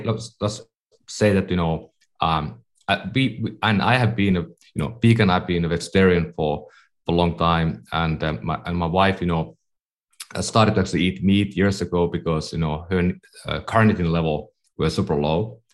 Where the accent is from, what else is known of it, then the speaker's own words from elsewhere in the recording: Finland; English is a second language; moved away as an adult; now in California, United States; I'm from Finland. That's why I speak at times funny. I've been living in California for 15 years